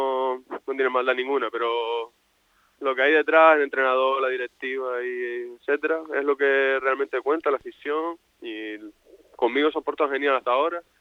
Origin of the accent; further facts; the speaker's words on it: La Palma, Canary Islands, Spain; Yo vine de La Palma aquí para jugar en el Sotavento